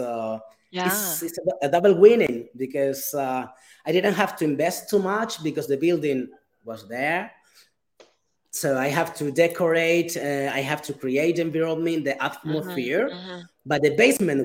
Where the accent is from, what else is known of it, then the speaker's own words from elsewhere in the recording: Gran Canaria, Canary Islands, Spain; moved away; I came here to Las Palmas just to visit my family, because I'm from Gran Canaria